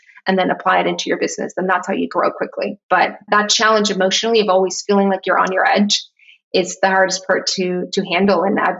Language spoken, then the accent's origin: English; Tijuana, Baja California, Mexico; moved away as an adult; I grew up in Tijuana. I was there for 18 years of my life and I left for college, but it's a very specific place, I would say, in Mexico.